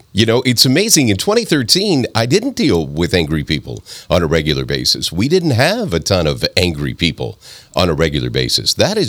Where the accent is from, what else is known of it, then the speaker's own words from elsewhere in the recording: Northwest Arkansas, United States; so I grew up in Northwest Arkansas. So I'm an Arkansas Razorback fan, because if you grow up in Arkansas, you have to be.